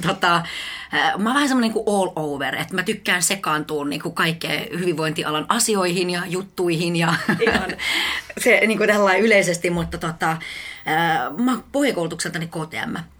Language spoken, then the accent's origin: Finnish; Espoo, Uusimaa, Finland; also born or lived in Helsinki / Tampere; mä oon helsinkiläinen itse asiassa alun perin... Ö, tota, mä oon asunut Mankkalla 18 vuotta.